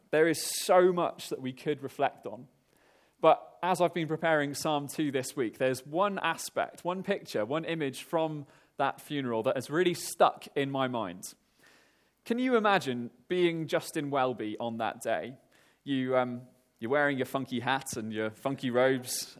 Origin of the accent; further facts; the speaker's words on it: Wales, United Kingdom; moved away; I'm Welsh